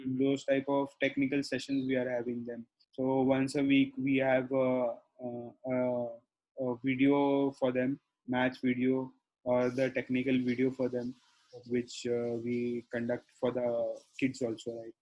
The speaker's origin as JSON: {"language": "English", "town": "Belgaum", "region": "Karnataka", "country": "India", "tie": "born or raised there", "moved": "yes", "lives_now": "Pune, India", "said": "we have the fourth center in Belgaum. Is a small district in Karnataka. So that has been my hometown."}